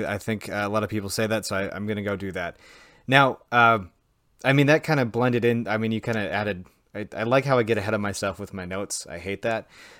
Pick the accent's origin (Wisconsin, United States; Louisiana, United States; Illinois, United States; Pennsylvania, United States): Wisconsin, United States